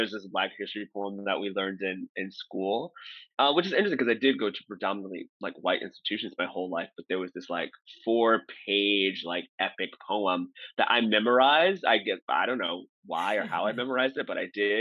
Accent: St. Louis, Missouri, United States; I'm originally from St. Louis, Missouri

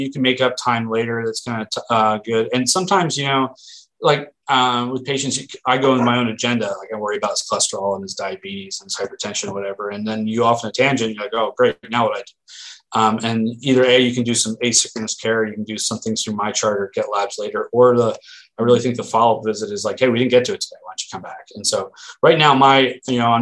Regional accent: Philadelphia, Pennsylvania, United States; moved away as an adult; also born or lived in Erie, Pennsylvania / Oregon; now in Portland, United States; I'm from the East Coast, around Philly, and I tend to talk fast

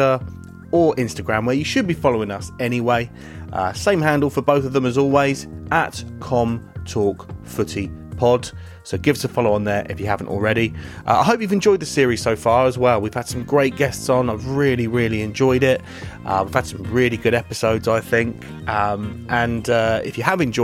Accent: Reading, South East England, United Kingdom; growing up in Reading

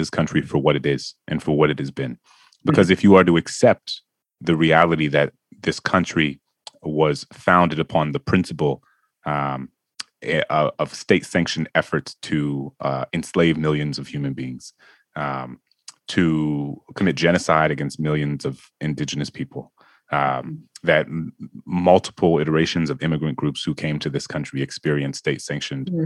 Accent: New Orleans, Louisiana, United States; New Orleans, my hometown

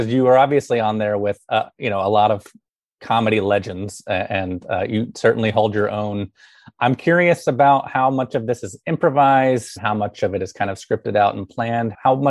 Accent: Alabama, United States; moved away as an adult; also born or lived in Chicago

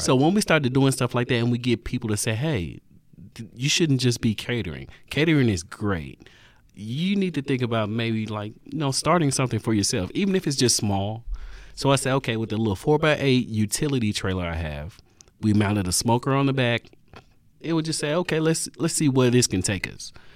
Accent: Nashville, Tennessee, United States; born or raised there; also born or lived in Brownsville, Tennessee

